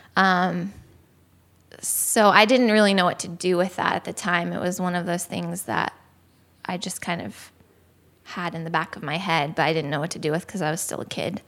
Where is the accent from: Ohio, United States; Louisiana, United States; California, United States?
Ohio, United States; I was born in Ohio, and kind of lived there my whole life